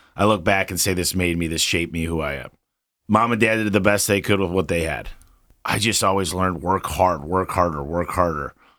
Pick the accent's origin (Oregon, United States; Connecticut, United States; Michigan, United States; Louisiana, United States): Michigan, United States; I'm from Michigan. And as a kid, you shovel snow, mow lawns to make money.